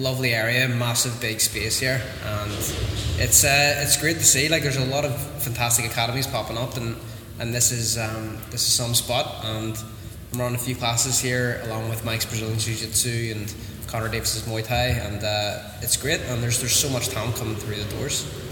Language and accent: English; Newton, Northern Ireland, United Kingdom; started in Newton which is my hometown that I grew up